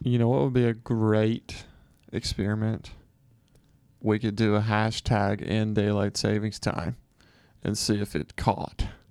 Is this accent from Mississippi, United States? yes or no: yes; Mississippi, United States; moved away; also born or lived in San Francisco / New York; I'm from Mississippi.